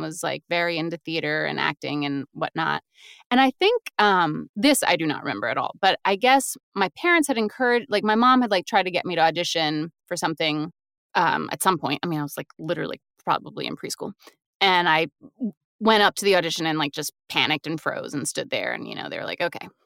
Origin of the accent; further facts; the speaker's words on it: Raleigh, North Carolina, United States; moved away as an adult; now in New York, United States; I'm from Raleigh, uh, North Carolina